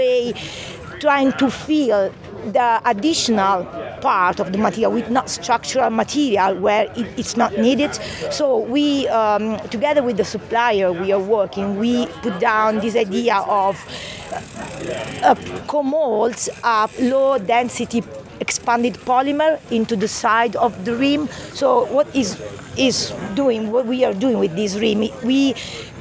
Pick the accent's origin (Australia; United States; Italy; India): Italy; English is a second language; moved away as an adult; now in Brighton, United Kingdom